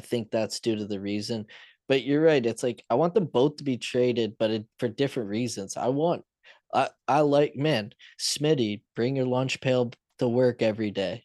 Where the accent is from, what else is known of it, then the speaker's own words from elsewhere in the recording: London, Ontario, Canada; London, my hometown